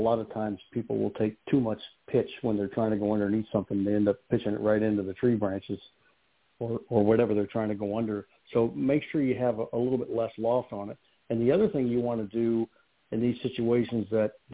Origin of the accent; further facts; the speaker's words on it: Kansas, United States; I grew up in Kansas